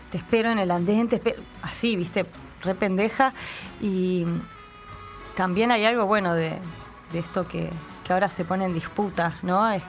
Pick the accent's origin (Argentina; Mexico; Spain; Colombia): Argentina; Villa Bosch, Buenos Aires Province; No, no, no soy de tan lejos, a una hora y pico de acá, de Villa Bosch.